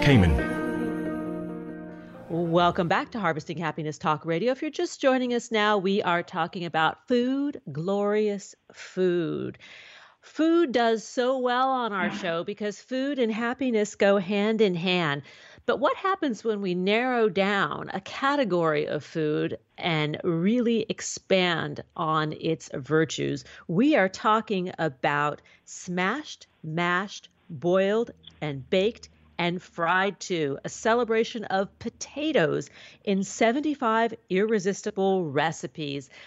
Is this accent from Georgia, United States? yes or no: no; New York City, New York, United States; now in Southern California, United States; a young girl growing up in New York City